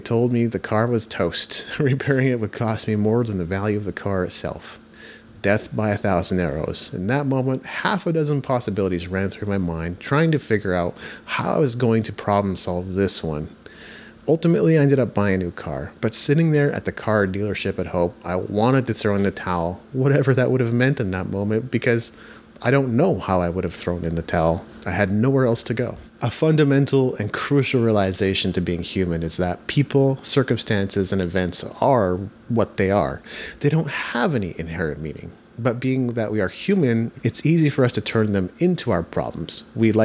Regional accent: Japan; I grew up in Japan

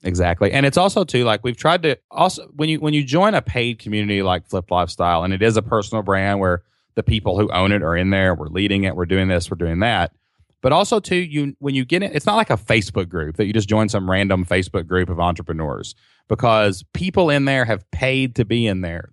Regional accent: Kentucky, United States; We're simple people from Kentucky

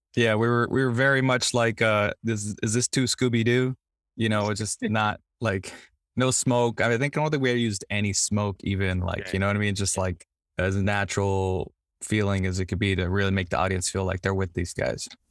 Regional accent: Los Angeles, California, United States; I grew up in Compton and Watts, and in South Central Los Angeles

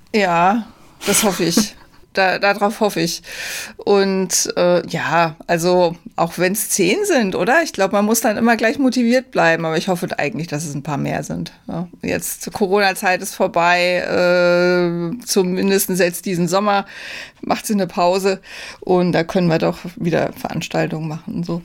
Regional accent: Rhineland-Palatinate, Germany; moved away; meine, äh, alte Heimat, äh, in die Südpfalz. Ähm, ich komme ja da aus der Gegend

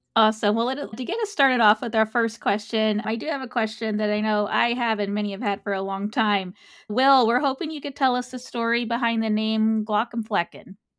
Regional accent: San Antonio, Texas, United States; I'm a Texas native

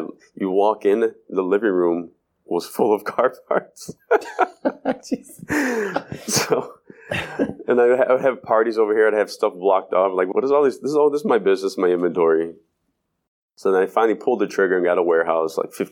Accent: Cleveland, Ohio, United States; born or raised there

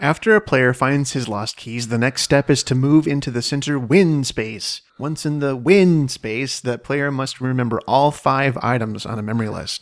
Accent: Washington, United States; now in Phoenix, United States; I'm from Washington State.

